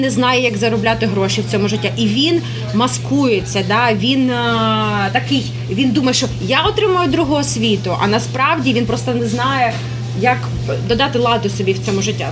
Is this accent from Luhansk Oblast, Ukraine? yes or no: yes; Luhansk, Luhansk Oblast, Ukraine; moved away as an adult; also born or lived in Kyiv, Ukraine; now in New York, United States; я зростала в Луганську